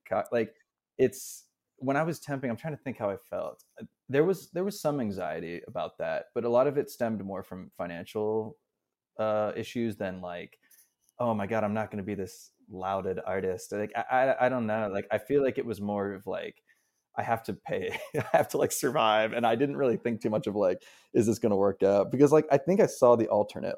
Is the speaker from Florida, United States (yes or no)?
no; Pittsburgh, Pennsylvania, United States; moved away as an adult; now in New York, United States; I'm from Pittsburgh. I moved to New York after, after college in two thousand twelve